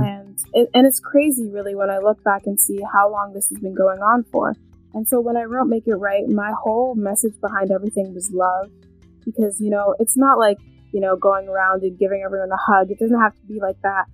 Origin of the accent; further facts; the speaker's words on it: Canada; also born or lived in London, England; I was born um, in England, London, England, but I am from Canada. I moved to Canada when I was two